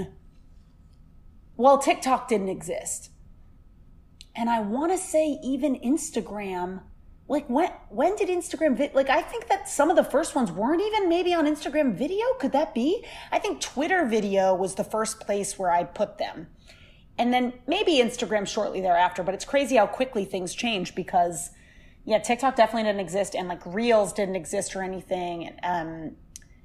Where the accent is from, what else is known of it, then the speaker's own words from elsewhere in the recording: Seekonk, Massachusetts, United States; I'm from Seekonk, Mass